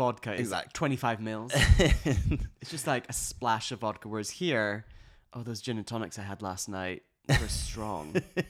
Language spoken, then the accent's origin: English; Glasgow, Scotland, United Kingdom; I saw this weekend in Glasgow, my hometown in Scotland, it was Pride.